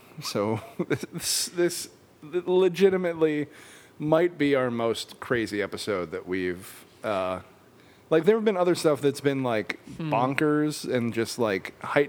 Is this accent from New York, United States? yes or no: no; Chicago, Illinois, United States; I'm from Chicago.